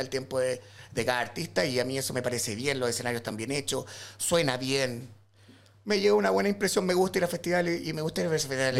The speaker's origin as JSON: {"language": "Spanish", "town": "San Vicente de Tagua Tagua", "region": "O'Higgins", "country": "Chile", "tie": "born or raised there", "moved": "as an adult", "lives_now": "Santiago, Chile", "said": "soy de San Vicente de Tahuatahua."}